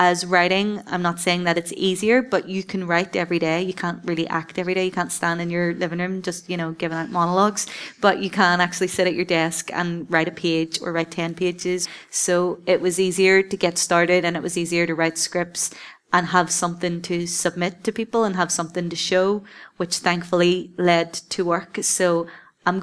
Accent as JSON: {"language": "English", "town": "Belfast", "region": "Northern Ireland", "country": "United Kingdom", "said": "I'm the Northern Irish, I'm the Belfast girl"}